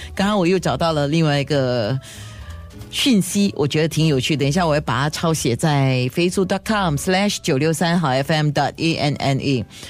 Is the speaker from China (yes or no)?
no; Singapore; 因为我小时候是在小坡上学，外婆家在小坡